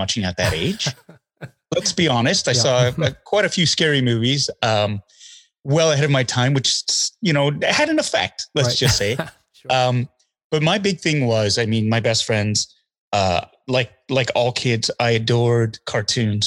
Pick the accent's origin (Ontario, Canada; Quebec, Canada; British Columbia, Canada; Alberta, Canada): Alberta, Canada; Calgary; I grew up in Calgary, Alberta, and we were close to Spokane, Washington